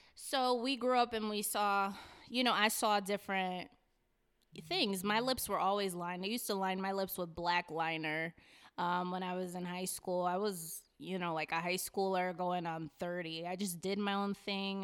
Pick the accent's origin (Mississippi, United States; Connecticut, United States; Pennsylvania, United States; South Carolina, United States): Connecticut, United States; Hartford; also born or lived in Newington; I was raised around Hartford, specifically the North End, 'cause my family, all my family is from there